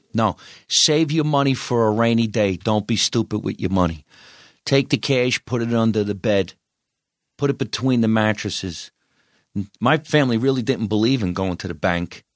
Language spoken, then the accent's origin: English; New Jersey, United States; moved away as an adult; also born or lived in New York City; now in Los Angeles, United States; I'm Italian, I'm from New Jersey